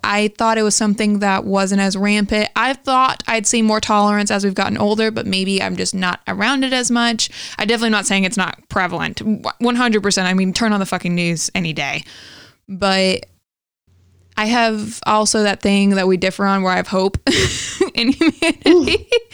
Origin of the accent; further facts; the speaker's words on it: the Bible Belt, the South, United States; we come from the Bible Belt